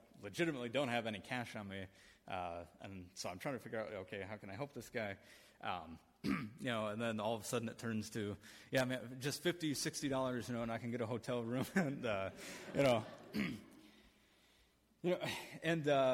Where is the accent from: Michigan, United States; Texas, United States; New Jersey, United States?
Michigan, United States; I'm from Michigan